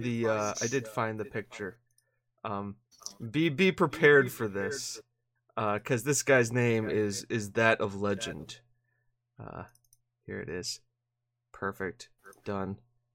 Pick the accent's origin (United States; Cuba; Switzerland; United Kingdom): United States; I say that I'm from America, and they're like, well, you're fluent in Spanish. I'm like, how am I fluent in Spanish? Just because I'm from America?